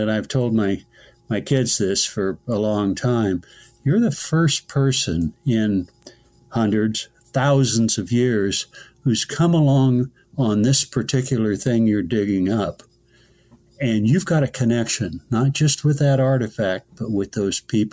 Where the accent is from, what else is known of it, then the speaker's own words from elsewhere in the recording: the Bay Area, California, United States; moved away as an adult; now in New York City, United States; I grew up in the Bay Area